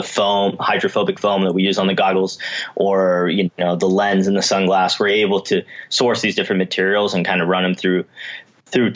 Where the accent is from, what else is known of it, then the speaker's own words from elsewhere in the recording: Washington, United States; moved away as an adult; also born or lived in Colorado; I grew up in Washington State and moved to Colorado to be a ski bum when I was 18 years old